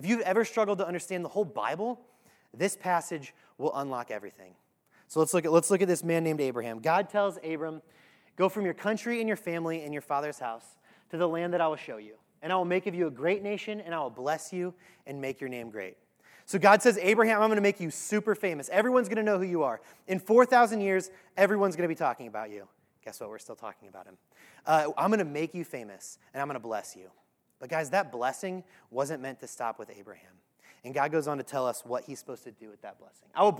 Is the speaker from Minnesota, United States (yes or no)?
no; Normal, Illinois, United States; That's the name of my hometown, Normal, Illinois